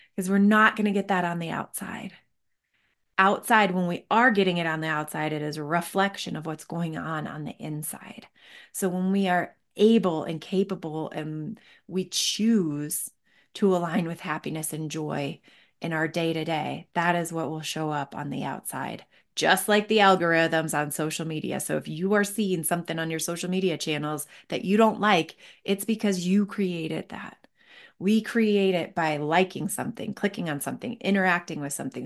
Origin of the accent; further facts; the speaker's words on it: Northville, Michigan, United States; moved away as an adult; also born or lived in Seattle; now in Denver, United States; I grew up in Northville, Michigan